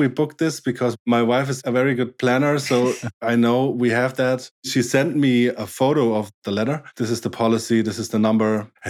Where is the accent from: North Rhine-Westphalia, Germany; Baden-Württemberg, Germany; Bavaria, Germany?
Baden-Württemberg, Germany; English is a second language; I'm German, yes.